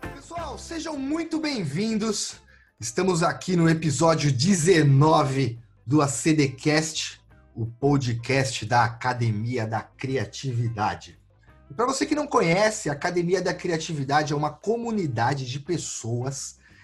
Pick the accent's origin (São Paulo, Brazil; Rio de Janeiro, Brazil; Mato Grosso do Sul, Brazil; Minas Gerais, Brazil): São Paulo, Brazil; E eu sou de São Paulo